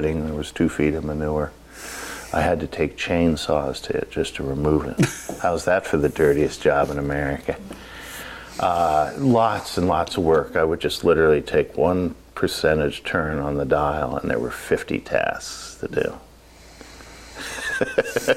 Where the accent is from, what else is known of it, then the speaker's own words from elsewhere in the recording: New York, United States; moved away as an adult; now in Oregon, United States; being a New Yorker